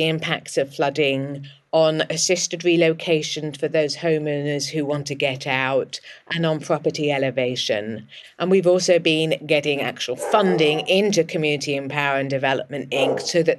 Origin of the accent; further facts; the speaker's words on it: England, United Kingdom; accent: English; moved away as an adult; also born or lived in Chicago; now in United States; As you can probably hear from my accent, I'm English and had just got a job in Chicago working with communities impacted by flooding.